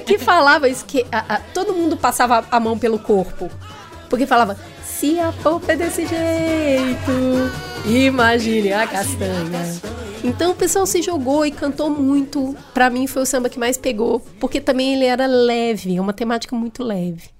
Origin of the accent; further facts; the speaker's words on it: Belo Horizonte, Minas Gerais, Brazil; Eu também sou de Belo Horizonte